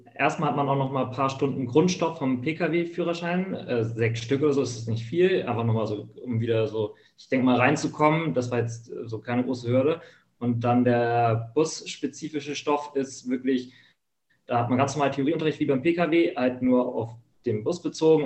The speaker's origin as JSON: {"language": "German", "region": "Hamburg", "country": "Germany", "tie": "born or raised there", "said": "wo ich groß geworden bin, hier in Hamburg in der Gegend"}